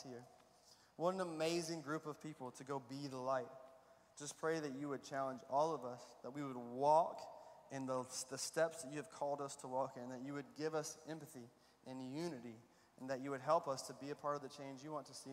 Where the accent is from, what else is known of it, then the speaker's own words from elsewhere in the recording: Alabama, United States; I grew up in Alabama